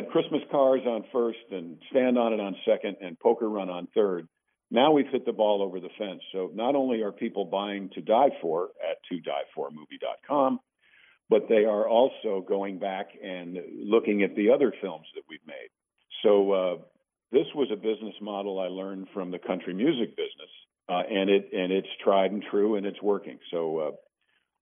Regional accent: Mount Kisco, New York, United States; moved away; I'm a recovering Yankee. I'm from Mount Kisco, New York

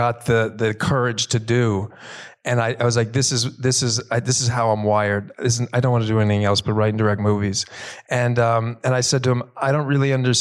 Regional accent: Philadelphia, Pennsylvania, United States; growing up in Philly

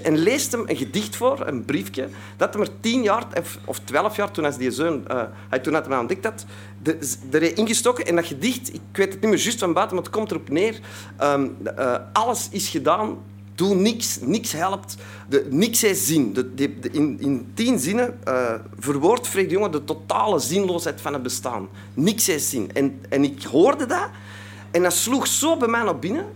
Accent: Antwerp, Flanders, Belgium; ik kom uit Antwerpen, hè, dat zult u al horen, dus uit België

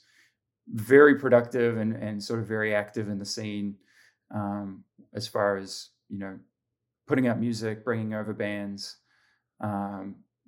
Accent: Auckland, New Zealand; moved away as an adult; also born or lived in Middlesbrough, United Kingdom / Australia; now in Southern California, United States; growing up in New Zealand

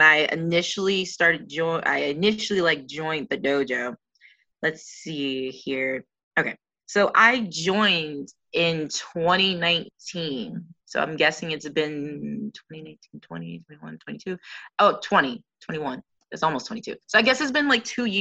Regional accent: Baltimore, Maryland, United States; I was born and raised in Baltimore, Maryland

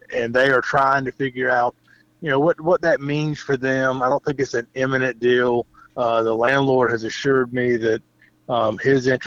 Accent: Lake City, South Carolina, United States; now in West Columbia, United States; I grew up in Lake City

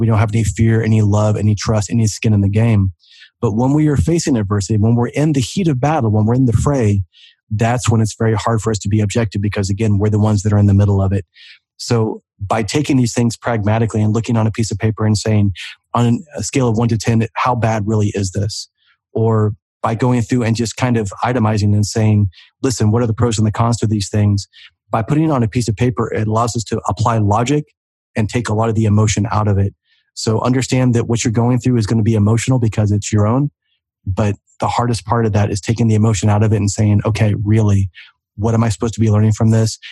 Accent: Oklahoma, United States; growing up in Oklahoma

